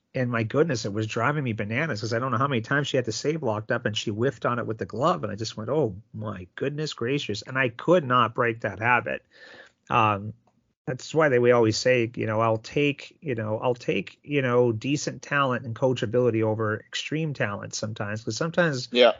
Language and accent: English; Sault Ste. Marie, Ontario, Canada; I'm from Sault Ste. Marie, Ontario, home of the good old Greyhounds